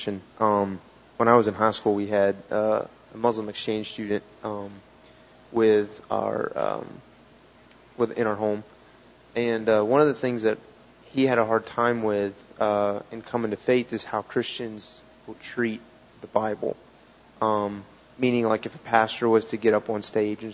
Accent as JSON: {"language": "English", "country": "United States", "said": "as an American"}